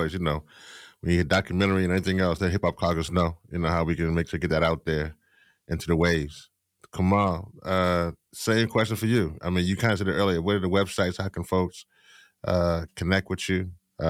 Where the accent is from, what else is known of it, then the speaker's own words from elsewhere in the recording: Louisiana, United States; from my home state in Louisiana